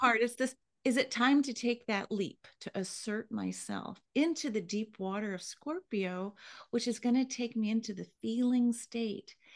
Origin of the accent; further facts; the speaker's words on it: Hawaii, United States; I was born in Hawaii.